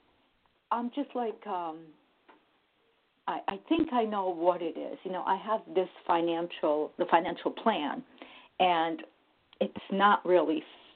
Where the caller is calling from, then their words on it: New Jersey, United States; I'm calling from New Jersey